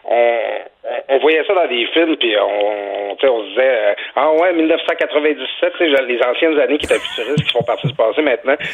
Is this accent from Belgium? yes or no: no; Quebec, Canada; moved away; moi, je viens du Saguenay-Saint-Jean